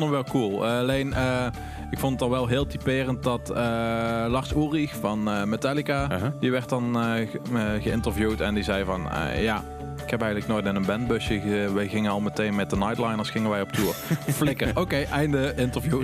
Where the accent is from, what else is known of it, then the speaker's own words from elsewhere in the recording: Horst, Limburg, Netherlands; moved away; ik kom uit Horst en ik woonde om de hoek bij de manager van de …